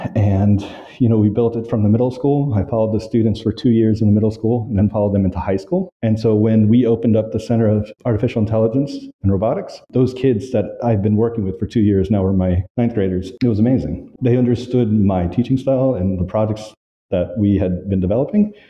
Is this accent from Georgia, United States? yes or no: yes; Valdosta, Georgia, United States; also born or lived in Orlando, Florida; now in Hanoi, Vietnam; I grew up in Valdosta, Georgia.